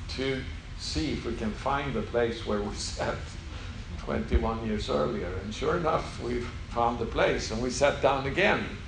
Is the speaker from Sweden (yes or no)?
yes; Sweden; English is a second language; moved away as an adult; now in Israel; I'm not from America, yeah. so uh, English is not my mother tongue. So I come from Sweden